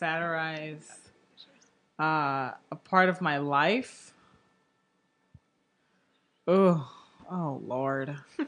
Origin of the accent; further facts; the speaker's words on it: Houston, Texas, United States; And I grew up in Houston getting made fun of all the time.